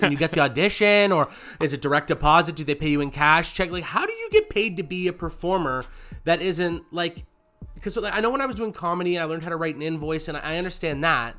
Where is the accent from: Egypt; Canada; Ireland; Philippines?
Canada; we're Canadian, so if you're in grade five, you have to learn how to play